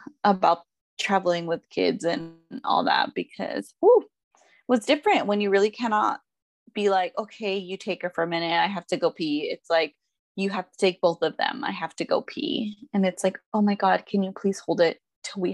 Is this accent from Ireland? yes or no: no; Mexico; where we're from Mexico, it's like a smaller pueblo.